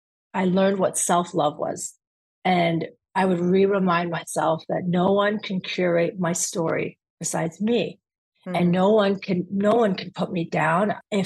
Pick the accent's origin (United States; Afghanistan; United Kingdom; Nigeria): Afghanistan; And I'm proud to say that I'm from Afghanistan.